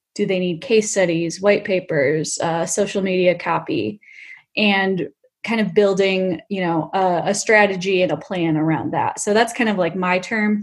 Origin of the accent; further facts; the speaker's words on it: Michigan, United States; moved away as an adult; now in Bay Area, United States; Originally from Michigan, but I've lived in the Bay Area for 5 years